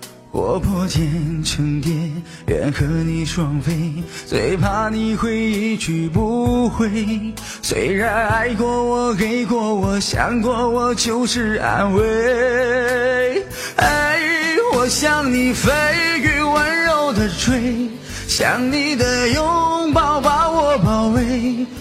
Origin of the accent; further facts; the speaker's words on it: Harbin, Heilongjiang, China; 我是黑龙江哈尔滨人。